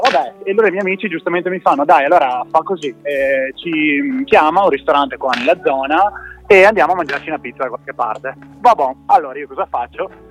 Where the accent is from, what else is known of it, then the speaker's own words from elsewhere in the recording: Verona, Veneto, Italy; now in Padua, Italy; siamo da Verona. Eh, in questo momento da Padova